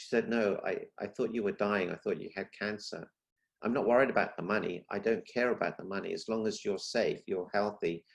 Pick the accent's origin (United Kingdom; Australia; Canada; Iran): United Kingdom; London; moved away as an adult; also born or lived in Africa; now in Celebration, United States; I was born in Africa. Not many people know that. And then from Africa, we moved to London. I lived in London for 35 years